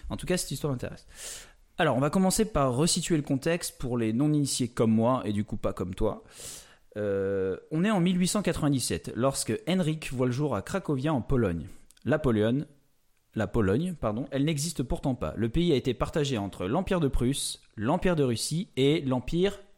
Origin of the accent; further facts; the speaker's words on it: Oléron, Nouvelle-Aquitaine, France; Moi, je viens de l'île de Léron, On a quand même le nord et le sud pour une île qui fait une trentaine de kilomètres de, long, même pas quoi.